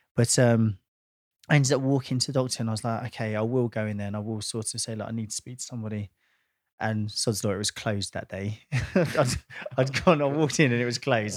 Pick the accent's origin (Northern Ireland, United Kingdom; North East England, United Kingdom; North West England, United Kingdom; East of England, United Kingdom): East of England, United Kingdom; Watford; my hometown of Watford